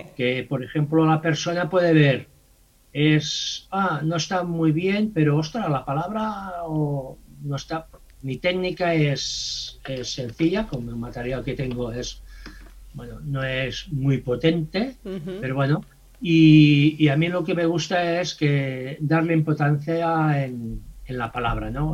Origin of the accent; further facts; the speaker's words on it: Mataró, Catalonia, Spain; soy de Mataró